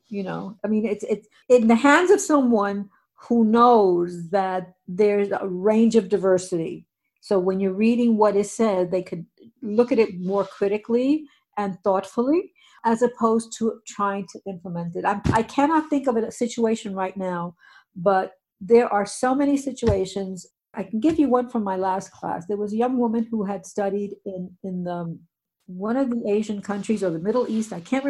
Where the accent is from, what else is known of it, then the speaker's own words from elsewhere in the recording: Puerto Rico; born there; I was born in Puerto Rico. Most of my friends when I was growing up were Jewish.